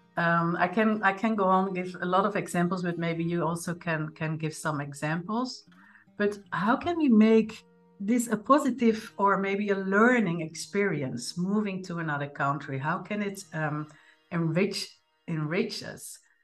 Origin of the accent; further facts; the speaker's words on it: Netherlands; moved away; born in the Netherlands, like me